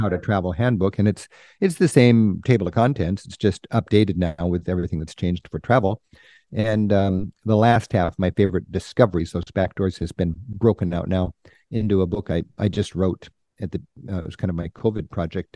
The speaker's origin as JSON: {"language": "English", "country": "United States", "tie": "born or raised there", "said": "growing up in the United States without the benefit of travel"}